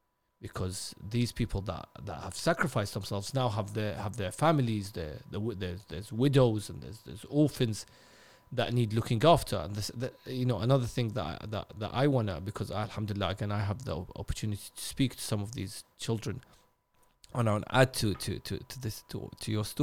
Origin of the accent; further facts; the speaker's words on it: Najaf, Najaf Governorate, Iraq; of course I'm from Najaf, so I'll go back home.